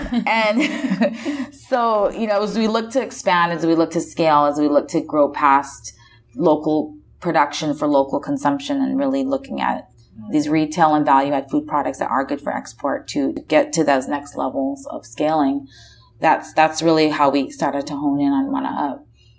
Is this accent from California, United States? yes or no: no; Oahu, Hawaii, United States; moved away as an adult; also born or lived in East Coast, United States / San Francisco, United States; I was born and raised on Oahu and then left to go to college on the East Coast and then lived in San Francisco for about 10 years